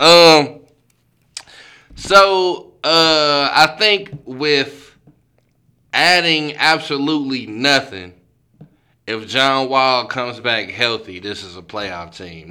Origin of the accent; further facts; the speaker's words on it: St. Louis, Missouri, United States; I'm from St. Louis